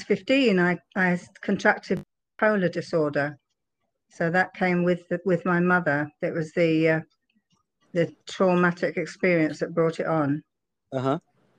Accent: London, United Kingdom; moved away as an adult; now in Kerrville, United States; I'm from London originally

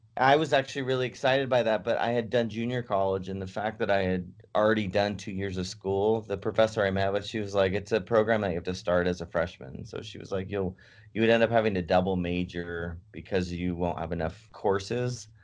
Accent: San Francisco, California, United States; moved away; also born or lived in Davis, California; I was living in Davis or from San Francisco

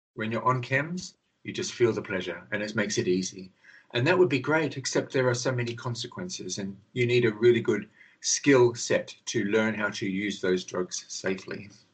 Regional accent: Australia; now in London, United Kingdom; I'm Australian actually, but I live in London

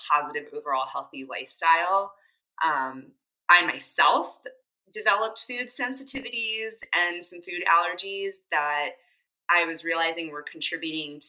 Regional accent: Rockville, Maryland, United States; now in Baltimore, United States; I'm originally from Rockville, Maryland, so not too far from Baltimore

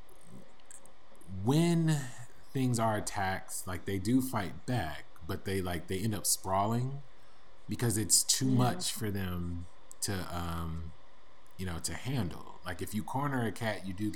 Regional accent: United States; I am an American

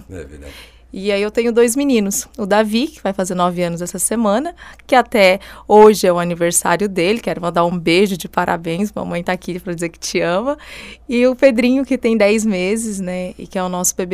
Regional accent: Goiás, Brazil; now in Forquilhinha, Brazil; natural de Séries, no interior de Goiás, não sou daqui, né?

